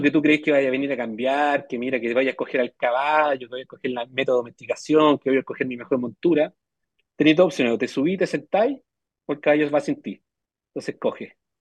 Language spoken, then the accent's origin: Spanish; Melipilla, Santiago Metropolitan Region, Chile; moved away as an adult; also born or lived in United States; Somos de Melipilla nosotros de nacimiento